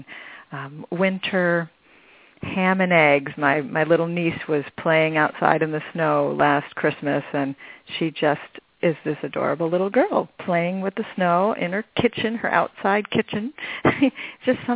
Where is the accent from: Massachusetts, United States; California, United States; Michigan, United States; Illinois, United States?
Michigan, United States; now in Arizona, United States; I grew up in Michigan, where they have four seasons